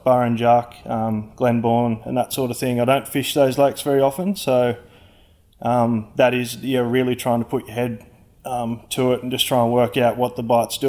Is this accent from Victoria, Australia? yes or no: no; Orange, New South Wales, Australia; I'm from Orange